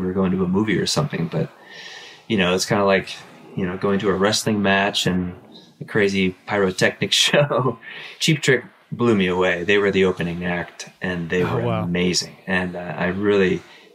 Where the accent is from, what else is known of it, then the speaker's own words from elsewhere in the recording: Southern California, United States; also born or lived in Canada; I was born in Canada, but right after I was born, basically, we moved to Southern California